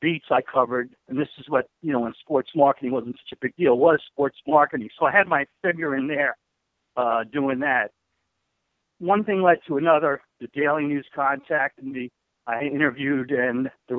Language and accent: English; New Rochelle, New York, United States; moved away; also born or lived in North Carolina; I'm originally from New Rochelle